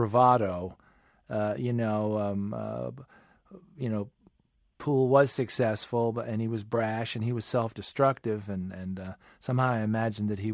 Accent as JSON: {"language": "English", "area": "Westchester County", "region": "New York", "country": "United States", "tie": "born or raised there", "said": "I grew up outside of New York in the suburbs of Westchester County"}